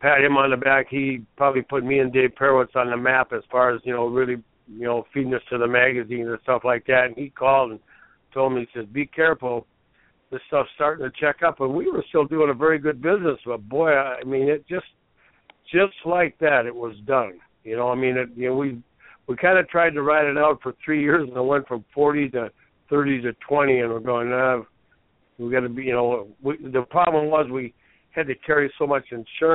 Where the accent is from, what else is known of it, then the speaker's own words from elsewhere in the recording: Minneapolis, Minnesota, United States; I'm from the Twin Cities